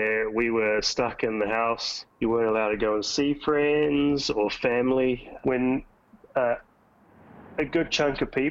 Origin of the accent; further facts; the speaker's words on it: Levin, Manawatū-Whanganui, New Zealand; now in Madison, United States; I'm from Levin, and I now live in Madison, Wisconsin, USA.